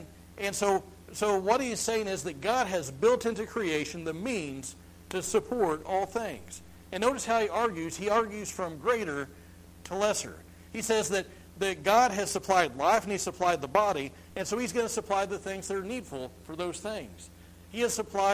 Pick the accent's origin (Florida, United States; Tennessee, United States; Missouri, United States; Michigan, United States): Missouri, United States; I'm from Missouri.